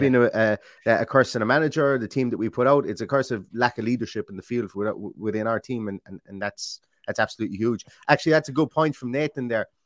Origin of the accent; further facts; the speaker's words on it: Ireland; I'm Irish